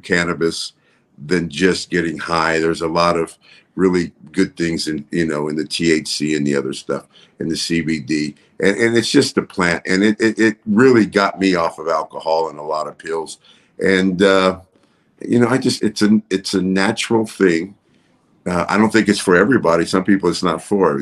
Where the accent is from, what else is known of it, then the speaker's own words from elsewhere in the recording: Sunnyvale, California, United States; moved away as an adult; also born or lived in Reno, Nevada; now in Las Vegas, United States; I was born in Northern California.